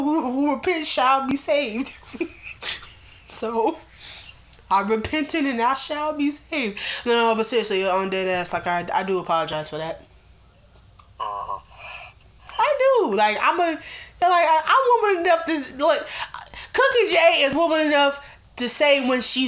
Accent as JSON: {"language": "English", "country": "United States", "tie": "born or raised there", "said": "I was born in America, I was raised in America, I'm going to die in America."}